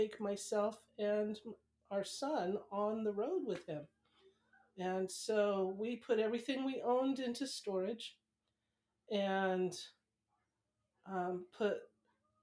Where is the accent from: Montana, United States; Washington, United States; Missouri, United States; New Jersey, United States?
Washington, United States; Seattle; moved away; also born or lived in San Diego; I grew up in the Seattle area mostly